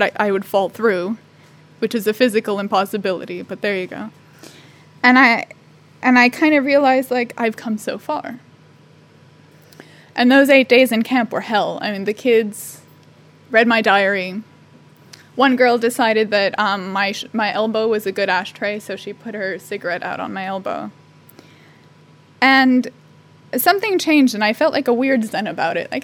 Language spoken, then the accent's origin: English; United States